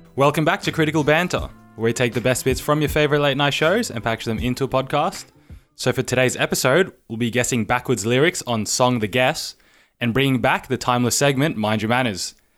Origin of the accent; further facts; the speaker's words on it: Philippines; I'm Filipino